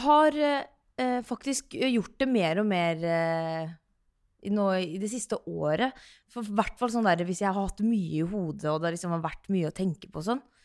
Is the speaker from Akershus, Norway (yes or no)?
no; Sarpsborg, Østfold, Norway; also born or lived in Oslo; når jeg er da hjemme i Sarpsborg